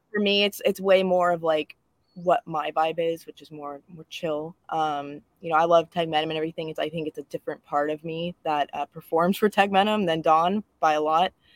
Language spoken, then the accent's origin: English; Livermore, California, United States; I grew up in the Bay Area as well